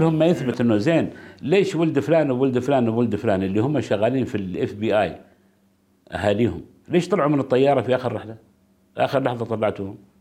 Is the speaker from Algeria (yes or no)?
no; Oman; عندنا في عمان